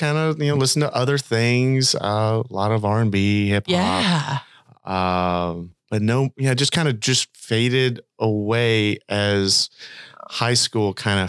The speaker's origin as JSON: {"language": "English", "town": "Dickson", "region": "Tennessee", "country": "United States", "tie": "born or raised there", "also_born_or_lived": "Kingston Springs, Tennessee", "said": "And I mean, we grew up just outside of Dixon."}